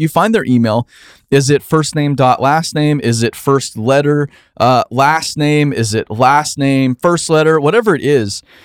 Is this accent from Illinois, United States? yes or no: no; Phoenix, Arizona, United States; where I grew up in Phoenix, Arizona.